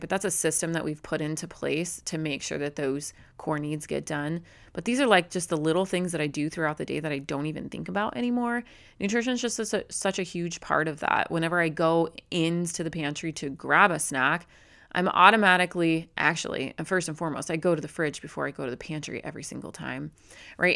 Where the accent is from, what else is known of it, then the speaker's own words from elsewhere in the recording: Phoenix metropolitan area, Arizona, United States; here in my kinda hometown, just like, about eight minutes up the road, not in my actual hometown, but our cities all run together here. in, in what we call the Valley, the Phoenix metropolitan